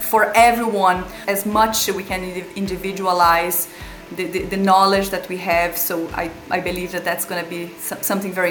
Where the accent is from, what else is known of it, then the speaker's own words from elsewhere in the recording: Brazil; moved away as an adult; now in Ireland; I'm originally from Brazil. I've chosen to live in Ireland